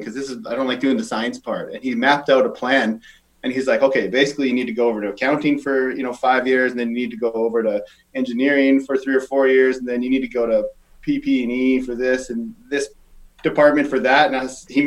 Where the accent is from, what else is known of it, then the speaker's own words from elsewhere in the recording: Saskatchewan, Canada; also born or lived in Calgary; now in Victoria, Canada; I'm from Saskatchewan